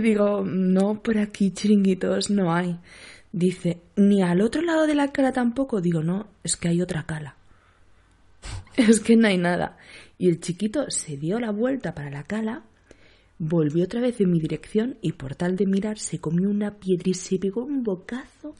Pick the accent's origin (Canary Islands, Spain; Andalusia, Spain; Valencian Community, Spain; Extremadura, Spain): Andalusia, Spain; Seville; now in Cádiz, Spain; aunque mi acento ya lo, dice todo, soy de Sevilla. Soy sevillana, afincada en Cádiz